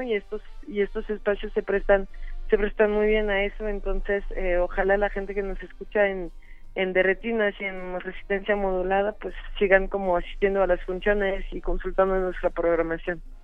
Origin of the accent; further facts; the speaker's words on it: France; now in Mexico; soy una mujer francesa